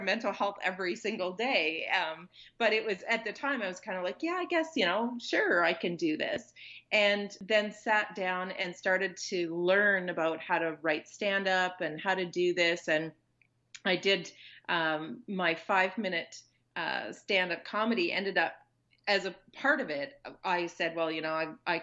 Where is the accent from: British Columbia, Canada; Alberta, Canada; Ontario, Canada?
Alberta, Canada; Consort; my hometown, which is small town Consort, Alberta